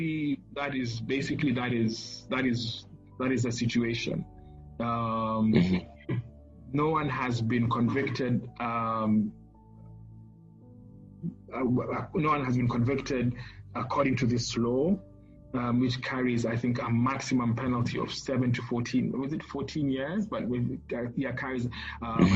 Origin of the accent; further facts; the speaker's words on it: Kenya; a gay Kenyan